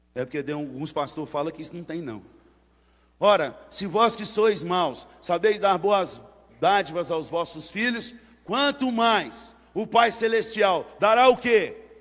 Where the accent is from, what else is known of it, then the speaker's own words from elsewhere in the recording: Northeast Region, Brazil; moved away; Na minha terra lá, que é mais para o lado do Nordeste